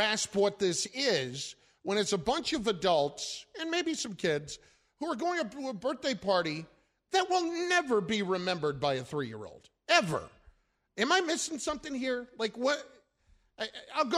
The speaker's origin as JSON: {"language": "English", "region": "New Jersey", "country": "United States", "said": "I'm from Jersey"}